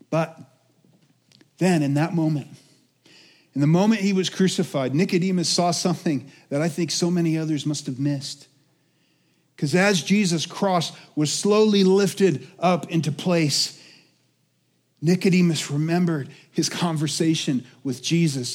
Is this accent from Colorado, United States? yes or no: yes; Colorado, United States; also born or lived in Alaska; I'm from Colorado, but I moved here when I was two 'cause my parents moved up to Alaska for five years, and I was born in Alaska